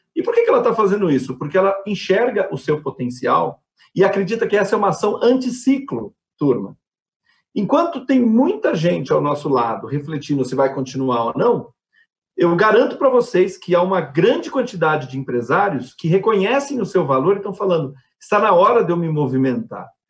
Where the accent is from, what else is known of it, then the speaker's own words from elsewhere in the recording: Brazil; enquanto brasileiros